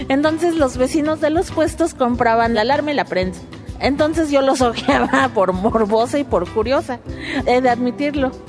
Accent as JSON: {"language": "Spanish", "region": "Michoacán", "country": "Mexico", "said": "soy de Michoacán, soy madre de cuatro jóvenes desaparecidos."}